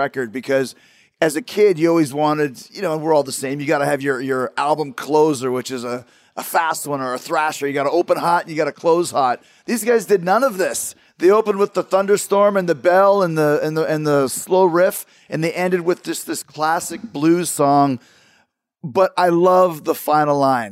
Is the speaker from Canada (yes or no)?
yes; Canada; Growing up in Canada